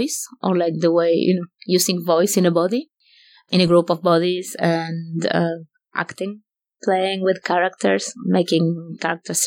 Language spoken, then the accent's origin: English; Argentina; moved away; also born or lived in Paris; I grew up in Argentina.